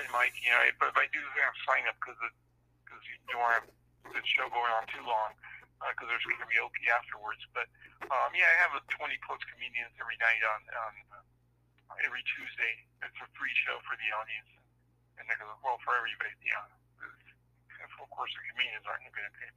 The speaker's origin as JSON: {"language": "English", "town": "San Francisco", "region": "California", "country": "United States", "tie": "born or raised there", "also_born_or_lived": "Argentina / Connecticut", "said": "When I came to San Francisco, our family came over when I was 6 years old. And, I've been there pretty much ever since."}